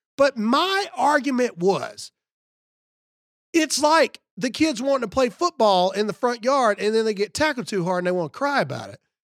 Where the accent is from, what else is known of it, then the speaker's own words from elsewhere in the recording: Mississippi, United States; I'm from Mississippi